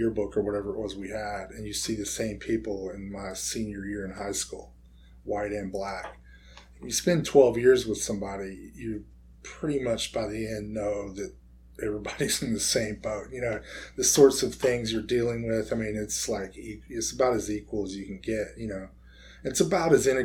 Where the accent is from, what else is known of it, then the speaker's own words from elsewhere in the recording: Washington, North Carolina, United States; also born or lived in Chapel Hill, North Carolina; coastal North Carolina town called Washington, North Carolina, which is where I would have been born if I hadn't been so premature. And that's where I grew up and graduated from high school